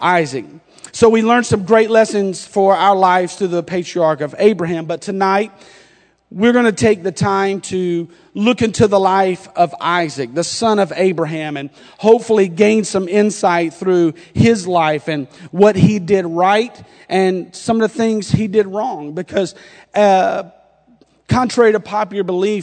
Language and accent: English; North Carolina, United States; accent: North Carolina; now in Indiana, United States; my North Carolina accent